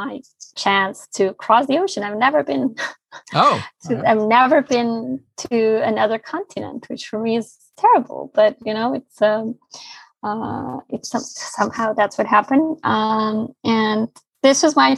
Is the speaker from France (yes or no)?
no; Bosnia & Herzegovina; English is a second language; now in Barcelona, Spain